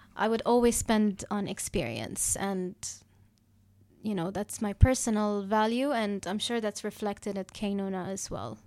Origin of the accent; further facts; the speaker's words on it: Dubai, United Arab Emirates; I'm born and raised in Dubai